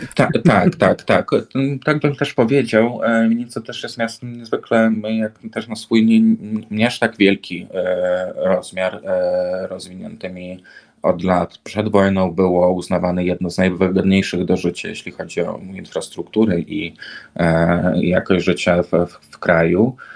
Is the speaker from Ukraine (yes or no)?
yes; Vinnytsia, Vinnytsia Oblast, Ukraine; Polish is a second language; moved away as an adult; now in Warsaw, Poland; dorastałem w mieście E, większym, jak na standardy Ukraińcy, winnicy, ukraińskie winnicy